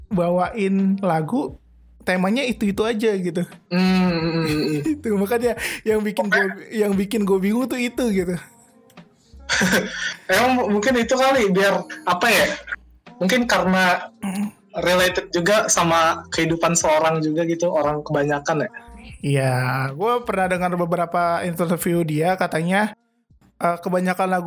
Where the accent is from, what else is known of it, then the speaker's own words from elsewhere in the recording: Ciamis, West Java, Indonesia; gue kalau misalkan pulang ke kampung halaman gue khususnya ke Ci ke Ciamis ke arah sono